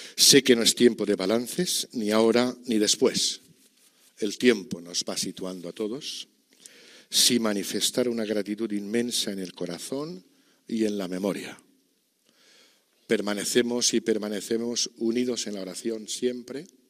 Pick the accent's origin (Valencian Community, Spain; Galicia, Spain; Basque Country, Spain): Valencian Community, Spain; Archdiocese of Valencia; esta diócesis de la que soy, de la que siempre seré, porque es mi tierra y es mi vida